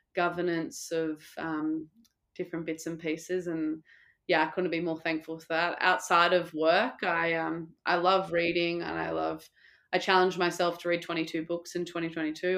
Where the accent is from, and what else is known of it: Australia; moved away; also born or lived in Italy